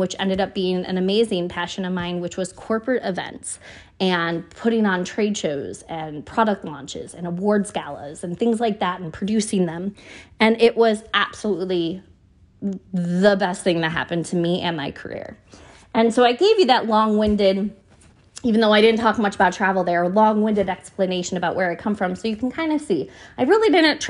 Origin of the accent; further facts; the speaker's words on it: Buffalo, New York, United States; moved away as an adult; now in New York, United States; It was a school about 45 minutes south of where I grew up in Buffalo